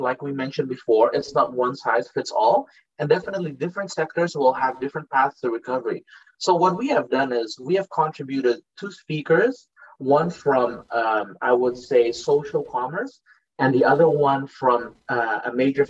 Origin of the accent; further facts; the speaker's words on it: Netherlands; moved away as an adult; now in Indonesia; I was born and raised in the Netherlands and then immigrated to Indonesia only later in my life. I started working in Indonesia in 2006.